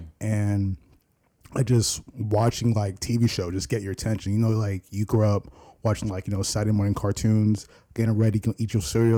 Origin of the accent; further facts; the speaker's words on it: Nigeria; You know, I work with my buddy Andrew here, and of course, I'm Nigerian.